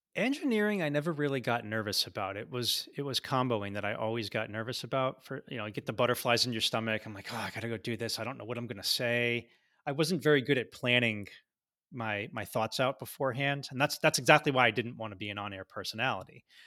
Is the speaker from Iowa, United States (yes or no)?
no; Boston, Massachusetts, United States; moved away as an adult; I grew up in Boston